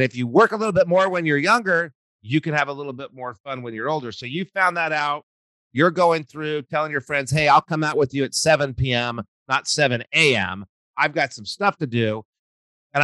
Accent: New Mexico, United States; I grew up in New Mexico

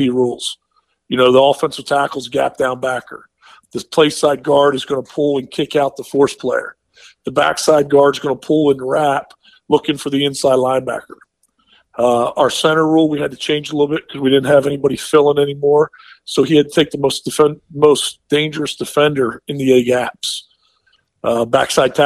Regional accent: Middletown, Pennsylvania, United States; growing up in Middletown was a wing T town

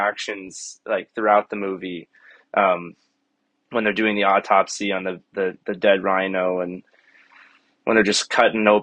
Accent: Weston, Florida, United States; I grew up in Weston, Florida, so kind of in between Miami and Fort Lauderdale

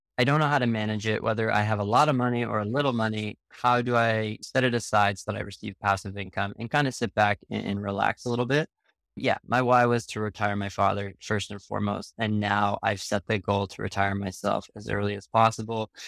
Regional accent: Canada; I'm actually Canadian myself

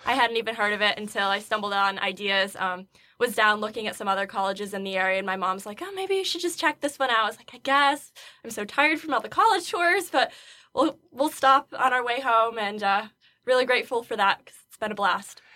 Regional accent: Fonda, New York, United States; moved away; I'm from Fonda, New York, which is about an hour west of Albany

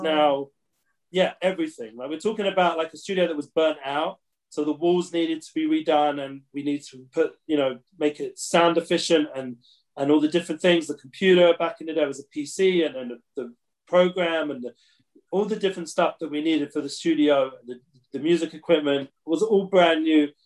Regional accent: London, United Kingdom; now in Israel; growing up in London

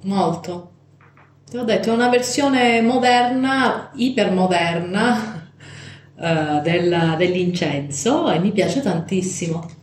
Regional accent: Calabria, Italy; della festa padronale del mio paesino in Calabria

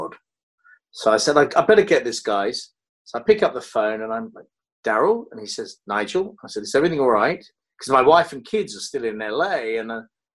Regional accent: United Kingdom; moved away as an adult; also born or lived in London; now in Los Angeles, United States; I'm fiercely British

